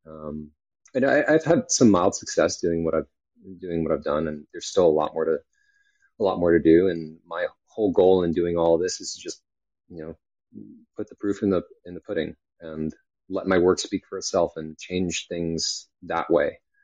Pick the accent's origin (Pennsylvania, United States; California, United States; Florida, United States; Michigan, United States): California, United States; moved away; also born or lived in New York / Texas; I was born in New York, raised in California, um, and uh, you know, lived in Texas for a while